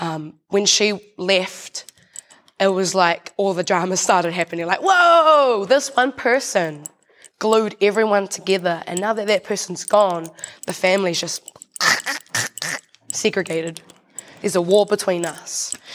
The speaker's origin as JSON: {"language": "English", "country": "New Zealand", "said": "I'm proud to be Māori."}